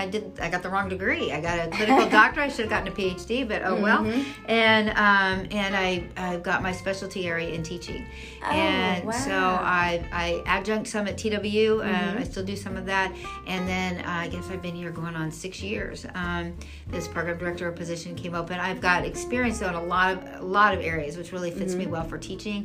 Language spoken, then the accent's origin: English; Kansas, United States; moved away as an adult; also born or lived in Dallas area, Texas; I'm from Kansas